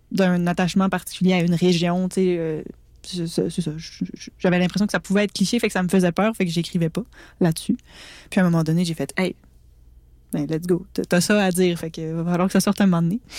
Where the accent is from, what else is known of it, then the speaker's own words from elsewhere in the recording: Petite-Vallée, Quebec, Canada; fait que ben, chez nous, à Petite-Vallée même, on fait un lancement. Euh, donc pour les gens de la place, pour les gens qui m'ont entourée depuis que je suis tout petite